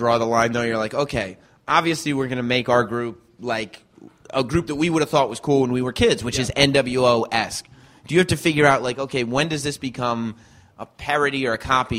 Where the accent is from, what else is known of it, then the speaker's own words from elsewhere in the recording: New York City, New York, United States; all us New Yorkers